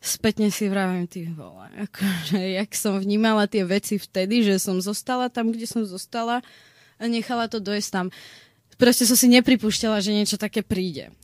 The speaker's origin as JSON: {"language": "Slovak", "country": "Slovakia", "said": "ja som zo Slovenska"}